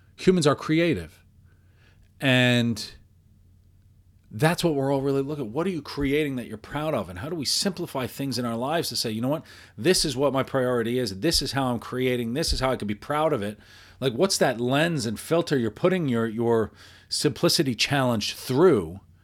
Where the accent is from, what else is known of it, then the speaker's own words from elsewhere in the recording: New York, United States; I, I grew up in New York, in the Northeast, and, and around here